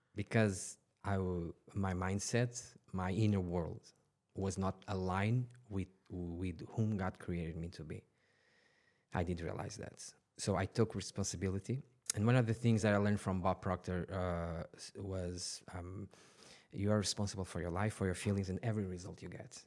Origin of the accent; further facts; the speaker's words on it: Portugal; now in Dubai, United Arab Emirates; I was born in, in Portugal, t, uh, twenty minutes from Lisbon.